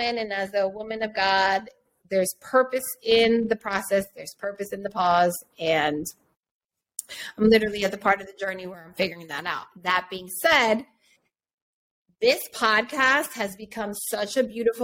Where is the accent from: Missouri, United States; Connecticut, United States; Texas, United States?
Connecticut, United States; Hartford; also born or lived in New York; now in Los Angeles, United States; I'm from Hartford, Connecticut, but I lived in New York for 20 years. And now I currently live